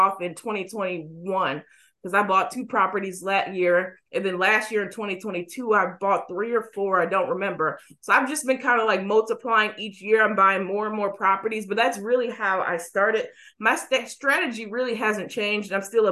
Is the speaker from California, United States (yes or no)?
no; Racine, Wisconsin, United States; now in Milwaukee, United States; I grew up in Racine, which is south, and I moved back to Milwaukee when I was, I would say, about 19.